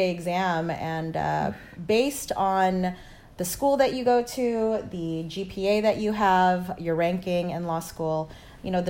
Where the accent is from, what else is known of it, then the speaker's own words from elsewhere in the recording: Lian, Batangas, Philippines; born there; I was born in the Philippines um, in a place called Batangas in a small province named Lian.